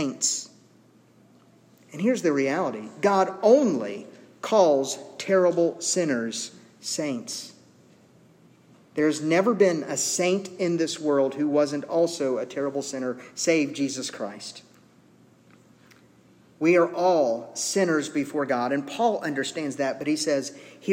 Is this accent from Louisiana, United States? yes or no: yes; Zachary, Louisiana, United States; We grew up on 40th Street in Zachary, right across the street from the high school